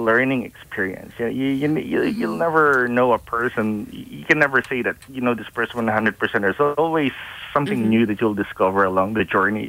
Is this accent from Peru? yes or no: no; Philippines; moved away as an adult; now in Cleveland, United States; I'm Filipino background, 100% Filipino. Came to the U.S. in 89